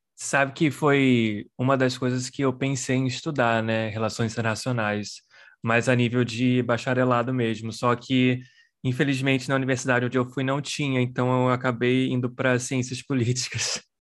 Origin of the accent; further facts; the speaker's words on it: Brazil; moved away as an adult; now in United States; Eu sou brasileiro, mas vivo nos Estados Unidos há 19 anos